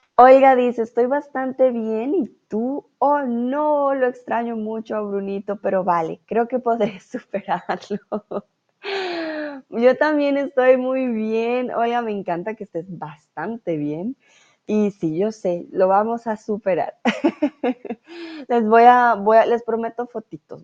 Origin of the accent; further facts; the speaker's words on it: Bogotá, Colombia; Yo soy de Bogotá